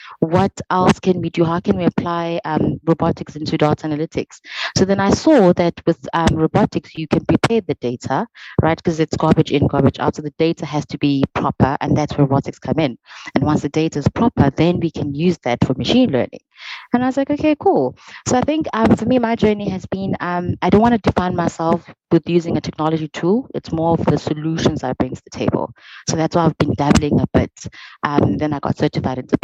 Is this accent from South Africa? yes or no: yes; South Africa; moved away; I'm from the Vol, and I had to come to varsity